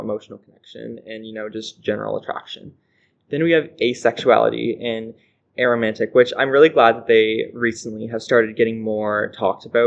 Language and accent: English; North Rustico, Prince Edward Island, Canada; I am a resident of North Rustico and PEI